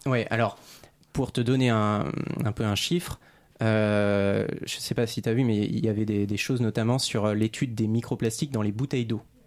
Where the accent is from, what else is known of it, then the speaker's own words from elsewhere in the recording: Réunion; now in Paris, France; je suis originaire de l'île de la Réunion